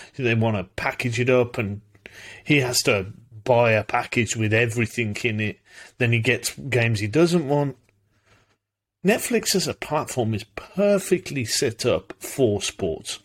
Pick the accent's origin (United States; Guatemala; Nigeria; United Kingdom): United Kingdom; I'm British